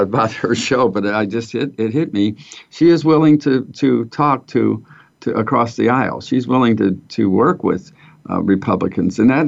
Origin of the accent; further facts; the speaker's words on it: St. Louis, Missouri, United States; now in Kansas City, United States; I come from St. Louis